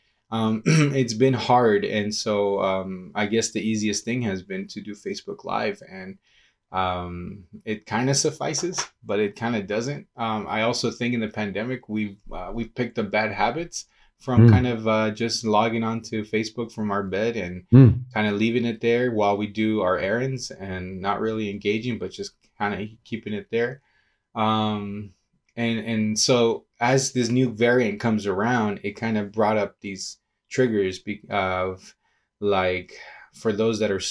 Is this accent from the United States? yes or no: yes; Santa Ana, California, United States; also born or lived in Lima, Peru; I was born in Lima, Peru. I come from Peru. I immigrated to the U.S. when I was a baby and grew up pretty much in Orange County, but mainly in Santa Ana.